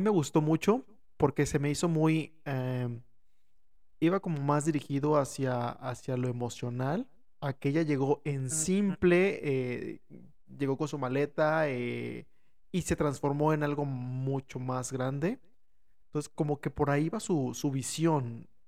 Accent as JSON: {"language": "Spanish", "country": "Mexico", "said": "nosotros como mexicanos"}